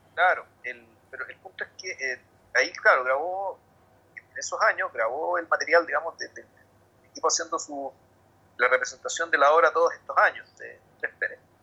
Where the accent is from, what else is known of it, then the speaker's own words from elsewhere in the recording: Santiago, Santiago Metropolitan Region, Chile; yo soy de Santiago